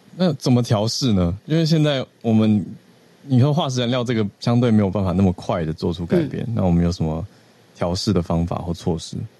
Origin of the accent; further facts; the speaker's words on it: Taiwan; 我台湾人的角度